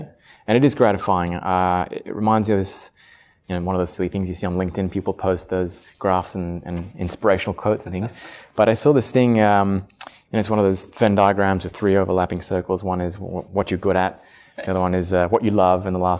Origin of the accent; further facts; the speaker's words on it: Paris, Île-de-France, France; English is a second language; also born or lived in Australia; I'm half Italian, half Australian, but I grew up in France. Spent 18 years in Paris and then did my undergrad in Australia.